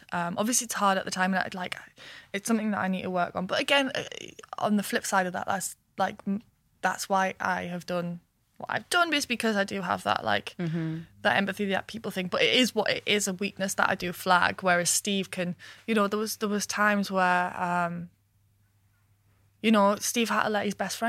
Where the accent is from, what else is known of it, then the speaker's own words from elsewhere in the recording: Washington, North East England, United Kingdom; Washington, northeast of England. If I ever lose my accent, I I'm so proud of where I come from